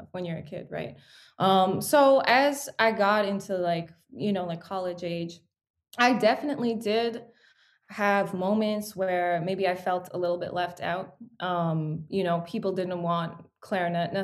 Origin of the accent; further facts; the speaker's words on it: Toronto, Ontario, Canada; I was born in Toronto into a musical family